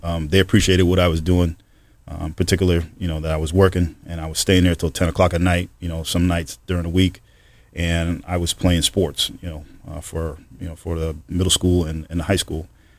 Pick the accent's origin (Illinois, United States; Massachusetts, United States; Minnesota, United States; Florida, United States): Massachusetts, United States; Holyoke; Yeah, I'm originally from Holyoke, Massachusetts. That's where I was born and raised. Grew up in the projects.